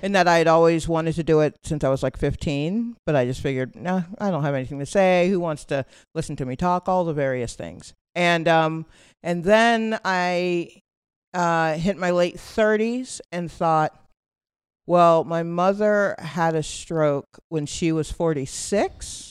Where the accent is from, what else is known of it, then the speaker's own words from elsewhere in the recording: Atlanta, Georgia, United States; moved away as an adult; also born or lived in Brooklyn, New York; now in New York, United States; I was born in Brooklyn, and my family moved to Atlanta when I was, like, eight or nine. Uh, and so I, I've been there ever since